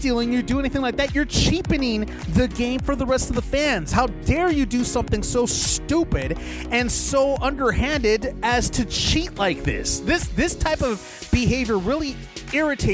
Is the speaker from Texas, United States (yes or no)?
no; Los Angeles, California, United States; I'm from Los Angeles, so I'm a Dodger fan as well.